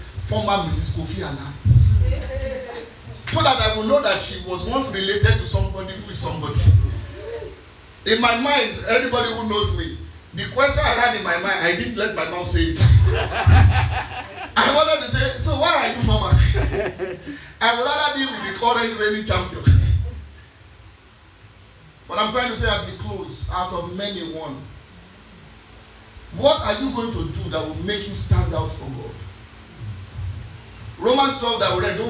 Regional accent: Lagos, Nigeria; me, correct Lagos boy.

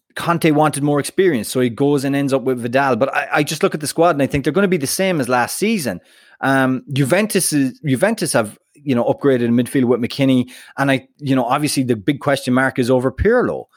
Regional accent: United States; I'm American

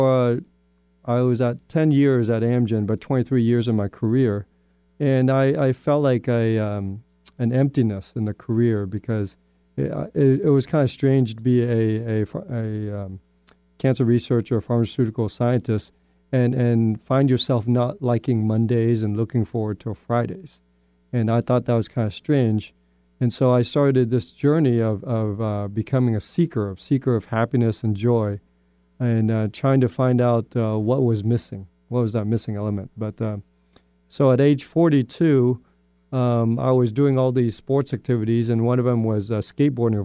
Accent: Spokane, Washington, United States; also born or lived in Vietnam; I'm an immigrant kid from Vietnam. I came over after the Vietnam War and I settled in Spokane, Washington. But I grew up in Spokane

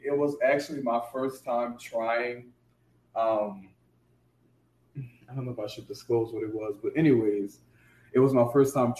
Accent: the South, United States; You know, he was very aggressive, and you know me, I'm from the South. You know, I'm not overly aggressive.

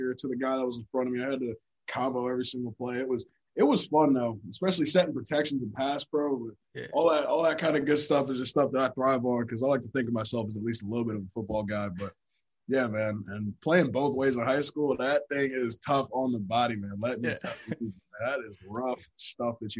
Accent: Hillsborough, New Jersey, United States; moved away as an adult; So I'm from Hillsborough, New Jersey. And back in my hometown, it's a little different.

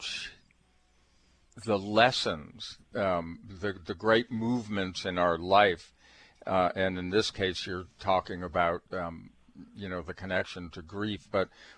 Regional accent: Boston, Massachusetts, United States; my old stomping grounds since I grew up in Boston

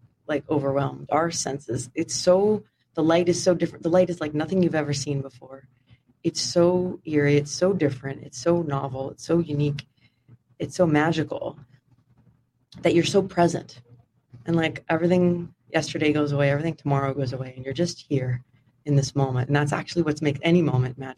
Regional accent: Sonoma County, Northern California, United States; also born or lived in Houston, Texas; I grew up in Sonoma County, so Northern California, about an hour north of San Francisco

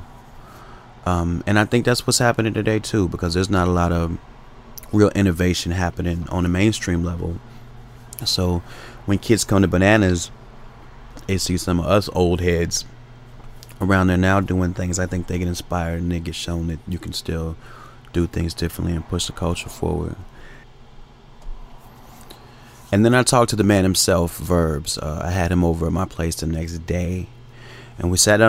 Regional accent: Chicago, Illinois, United States; now in Los Angeles, United States; I was from Chicago, and the value system of rapping in Chicago was very much based around a punchline

